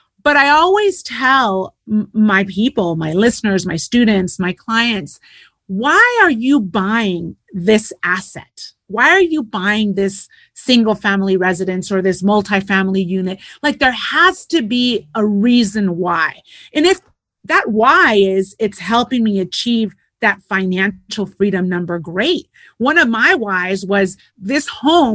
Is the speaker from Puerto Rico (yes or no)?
yes; Puerto Rico; moved away; also born or lived in United States / California / Europe; I'm Puerto Rican. I was born in the States, raised in Puerto Rico, lived in California most of my life